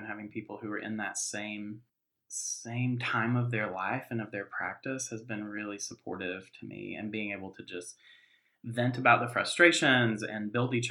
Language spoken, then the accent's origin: English; Western North Carolina, United States; the place where I grew up in Western North Carolina